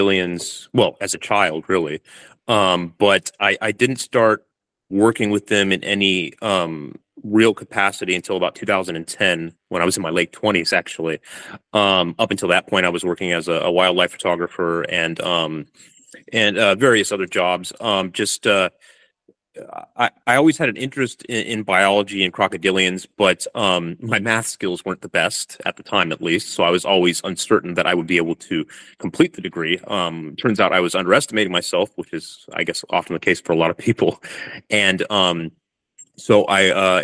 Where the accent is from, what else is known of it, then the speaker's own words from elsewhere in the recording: California, United States; moved away as an adult; now in Darwin, Australia; I'm from California originally, but I'm living in Darwin and doing my PhD here